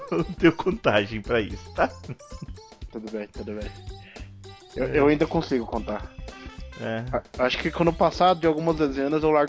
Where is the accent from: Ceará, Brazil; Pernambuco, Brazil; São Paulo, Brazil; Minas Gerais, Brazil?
Ceará, Brazil; eu sou cearense de várzea, cara. Brasileiro, cearense